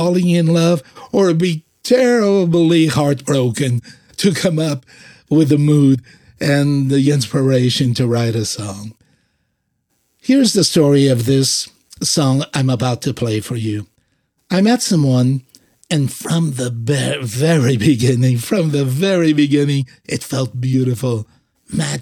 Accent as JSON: {"language": "English", "region": "Azores", "country": "Portugal", "also_born_or_lived": "San Francisco Bay Area", "moved": "yes", "said": "I am from the Azores, born in a group of islands that belong to Portugal called the Azores"}